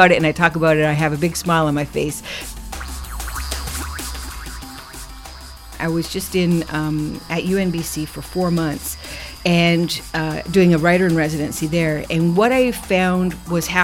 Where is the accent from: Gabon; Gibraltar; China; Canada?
Canada; Six Nations, Ontario; moved away as an adult; now in Victoria, Canada; I am Mohawk Tuscarora from Six Nations, and I live here on traditional Coast Salish territory for 22 years